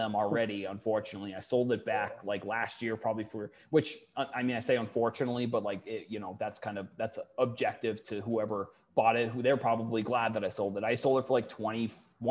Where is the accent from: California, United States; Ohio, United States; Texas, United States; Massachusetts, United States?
Massachusetts, United States; Falmouth; I'm originally from Falmouth